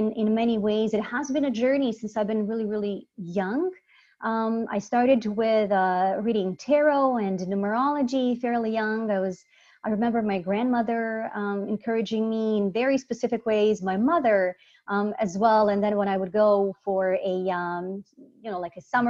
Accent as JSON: {"language": "English", "town": "Sarajevo", "country": "Bosnia & Herzegovina", "also_born_or_lived": "Croatia", "moved": "yes", "said": "I'm originally from Bosnia, Sarajevo, Bosnia."}